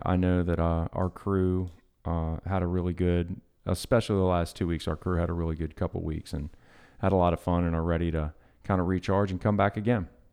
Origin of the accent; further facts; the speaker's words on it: Long Beach, Mississippi, United States; I grew up in Long Beach, but had a lot of friends in Bayou View, which is in Gulfport.